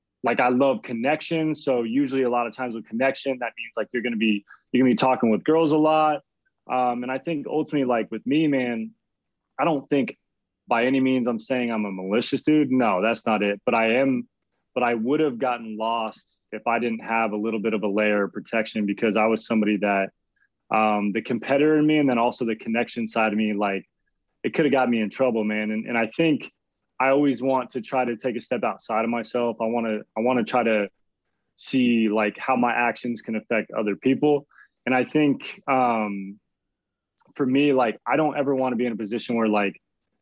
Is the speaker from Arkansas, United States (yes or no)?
no; Arizona, United States; moved away as an adult; now in San Diego, United States; I'm originally from Arizona